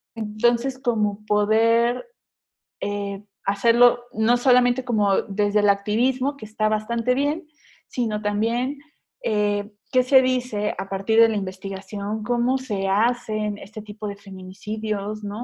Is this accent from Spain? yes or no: no; Mexico City, Mexico; soy de la Ciudad de México